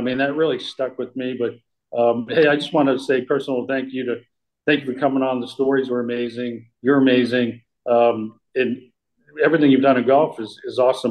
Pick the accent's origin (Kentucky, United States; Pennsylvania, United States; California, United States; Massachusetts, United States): Massachusetts, United States; North Reading; growing up in New England at Hillview Country Club